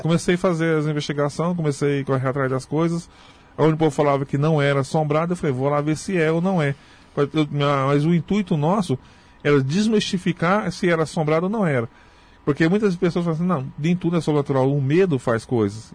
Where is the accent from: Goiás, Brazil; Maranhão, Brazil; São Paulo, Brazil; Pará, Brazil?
Goiás, Brazil; Morrinhos; also born or lived in Creúna (as transcribed); Eu nasci em Morrinhos mesmo, Goiás, né? Eu sou de Morrinhos, Goiás.